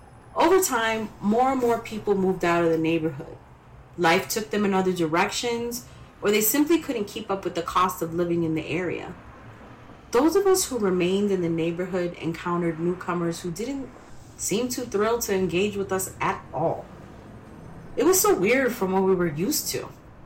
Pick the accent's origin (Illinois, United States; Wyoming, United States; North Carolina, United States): Illinois, United States; Chicago; As a native Chicagoan growing up in Wicker Park in the 80s and 90s